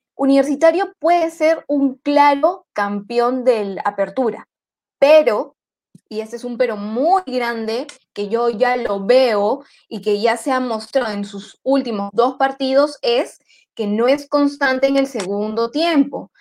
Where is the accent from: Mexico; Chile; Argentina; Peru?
Peru; yo como peruana